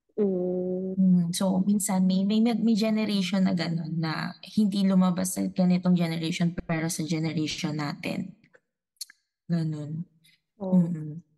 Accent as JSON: {"language": "Tagalog", "town": "Dumaguete", "region": "Central Visayas", "country": "Philippines", "said": "sa ano kasi ako, uh, Dumaguete, so Bisaya."}